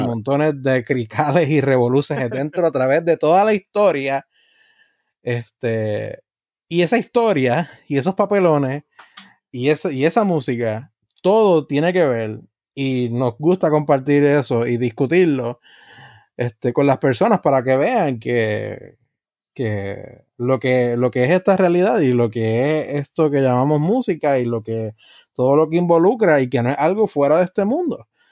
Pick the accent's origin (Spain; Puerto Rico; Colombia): Puerto Rico; nuestra identidad como puertorriqueños